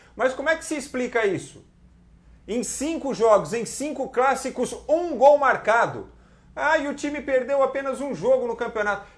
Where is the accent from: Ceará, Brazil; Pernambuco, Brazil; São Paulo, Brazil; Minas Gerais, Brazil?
São Paulo, Brazil; Santo André